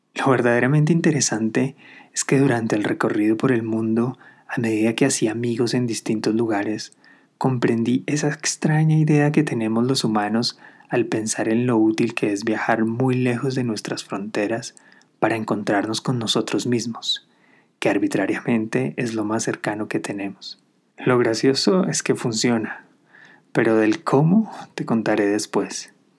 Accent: Colombia; Después de regresar a mi país de origen, Colombia

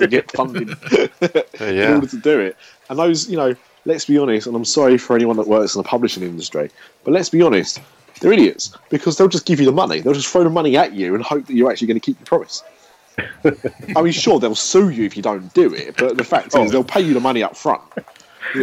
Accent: United Kingdom

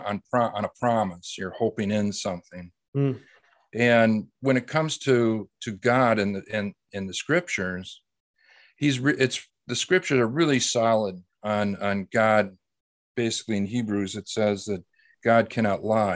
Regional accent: Wisconsin, United States; also born or lived in Baton Rouge; I grew up in Wisconsin area

